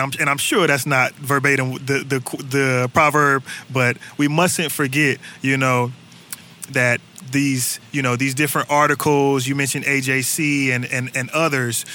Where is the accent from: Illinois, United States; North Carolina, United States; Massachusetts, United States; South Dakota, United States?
North Carolina, United States; Durham; now in Atlanta, United States; I'm originally from North Carolina, uh, born and raised in Durham